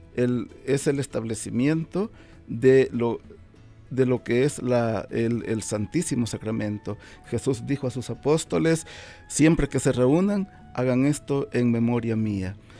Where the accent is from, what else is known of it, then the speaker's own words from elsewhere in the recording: El Salvador; moved away as an adult; now in Omaha, United States; soy originario de El Salvador también